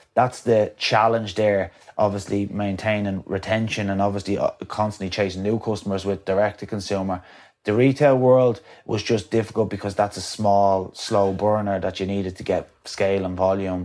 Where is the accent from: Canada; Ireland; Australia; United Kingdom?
Ireland; County Wicklow; coming from my hometown